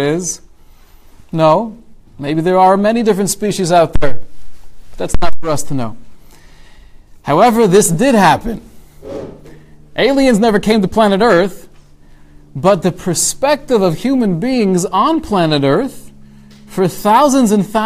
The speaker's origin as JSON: {"language": "English", "region": "California", "country": "United States", "tie": "born or raised there", "said": "my hometown, California"}